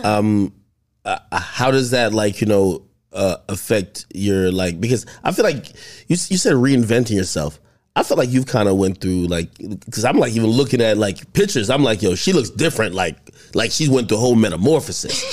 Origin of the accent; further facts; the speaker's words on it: New Jersey, United States; also born or lived in Jamaica; originally I, I was born in Jamaica, but I grew up ever since, like, two thousand one. in Jersey.